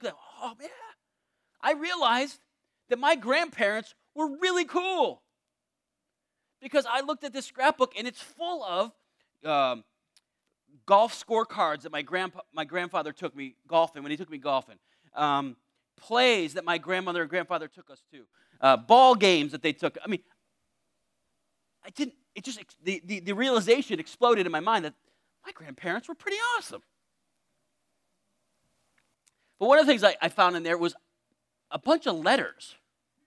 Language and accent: English; Torrington, Connecticut, United States; I was born in Charlotte Hungerford Hospital in Torrington, Connecticut